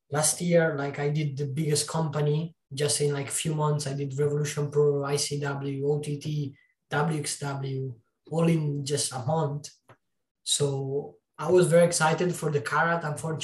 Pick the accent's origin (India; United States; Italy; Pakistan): Italy; Like, I came from a city of 9,000 people where wrestling doesn't exist. Luckily, there was a school near my hometown.